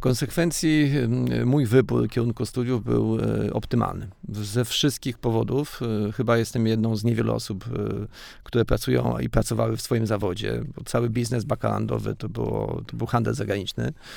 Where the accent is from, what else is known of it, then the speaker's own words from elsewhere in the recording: Janów Podlaski, Lublin Voivodeship, Poland; ja się urodziłem w Janowie Podlaskim